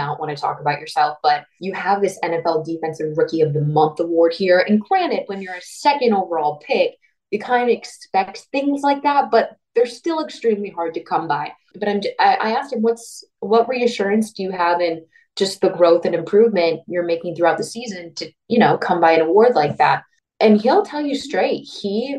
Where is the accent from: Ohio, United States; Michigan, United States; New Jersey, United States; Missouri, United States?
Michigan, United States; I'm from Michigan.